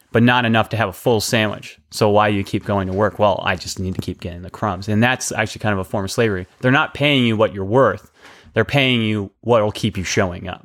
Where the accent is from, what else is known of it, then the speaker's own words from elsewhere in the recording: United States; as an American society